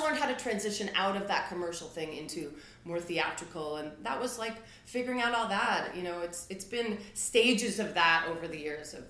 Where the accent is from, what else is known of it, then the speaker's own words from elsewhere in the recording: Midwest, United States; Like I'm a Midwesterner.